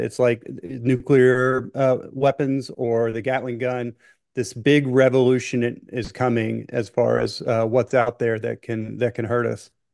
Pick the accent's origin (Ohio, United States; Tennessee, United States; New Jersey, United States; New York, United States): Tennessee, United States; Memphis; also born or lived in Miami; I was born in Memphis and I live, as the crow flies, I live now about a mile from, you know, the house that I was brought home from the hospital